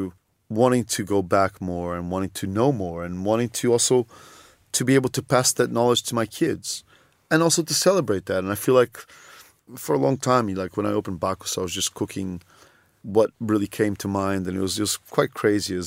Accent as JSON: {"language": "English", "region": "Lisbon", "country": "Portugal", "tie": "born or raised there", "said": "I was born in Lisbon"}